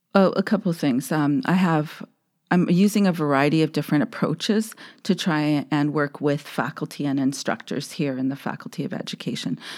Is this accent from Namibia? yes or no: no; Saskatoon, Saskatchewan, Canada; a middle-class Indian growing up in Saskatoon